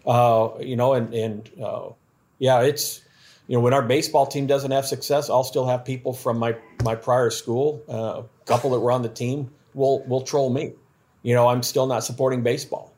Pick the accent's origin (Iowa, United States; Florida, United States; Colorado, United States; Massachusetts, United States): Iowa, United States; now in Louisiana, United States; I'm from Iowa